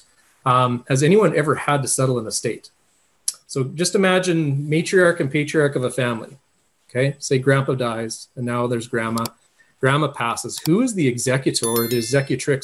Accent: Viking, Alberta, Canada; I'm from the Viking area.

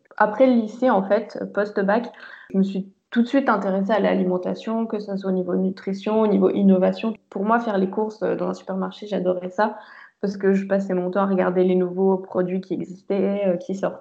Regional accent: Meurthe-et-Moselle, Grand Est, France; also born or lived in Nancy / Nantes; je suis donc originaire de Meurthe-et-Moselle et, j'ai eu la chance de grandir euh, donc à la campagne, euh, à la frontière entre la Moselle, les Vosges et l'Alsace

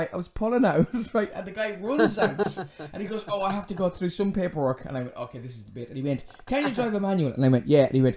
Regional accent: Ireland; now in Dublin, Ireland; my hometown

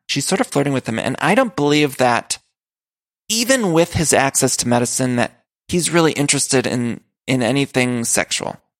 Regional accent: Ohio, United States; moved away; I'm from Ohio. Of course, my family's all there

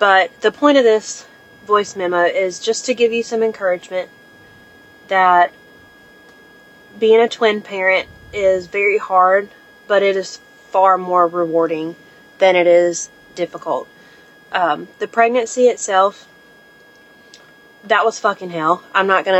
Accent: Eastern North Carolina, United States; I'm from Eastern North Carolina.

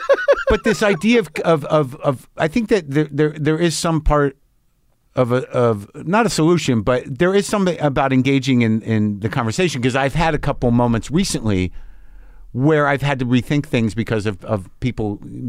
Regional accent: New Mexico, United States; Yeah, I grew up in New Mexico. A lot of guns around. My dad had guns.

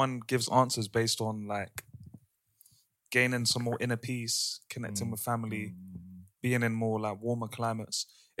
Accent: London, United Kingdom; growing up in London

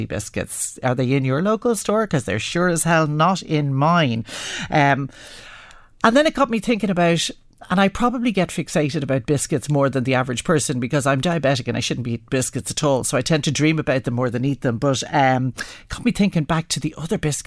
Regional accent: Dublin, Leinster, Ireland; growing up in Dublin

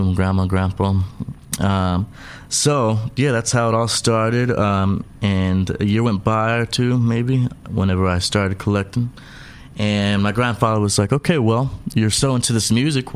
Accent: San Diego, California, United States; also born or lived in El Paso, Texas; I'm originally from El Paso, Texas. That's where mama had me, but I was raised in San Diego

